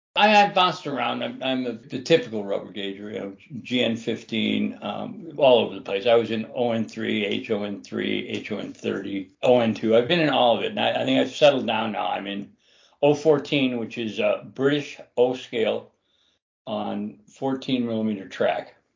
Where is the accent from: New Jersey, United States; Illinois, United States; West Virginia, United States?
Illinois, United States; Chicago; I grew up in Chicago